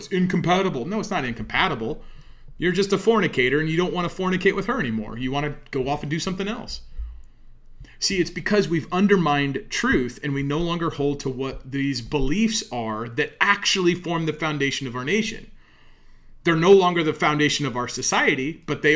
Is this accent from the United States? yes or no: yes; United States; I'm an American